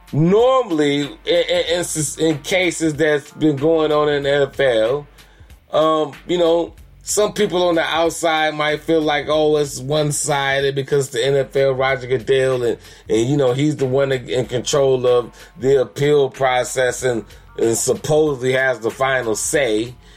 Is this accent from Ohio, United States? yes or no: yes; Elyria, Ohio, United States; also born or lived in Cleveland, Ohio; I am from Cleveland, Ohio. Elyria, West Side